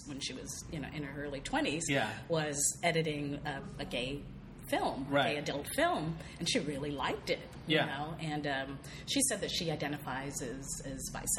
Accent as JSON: {"language": "English", "town": "San Diego", "region": "California", "country": "United States", "tie": "born or raised there", "moved": "as an adult", "lives_now": "Los Angeles, United States", "said": "I grew up in Church of Christ, which was no dancing, you know, because that led to sexual immorality. And, and I was basically a virgin until I was 21. That was in San Diego until I moved to L.A."}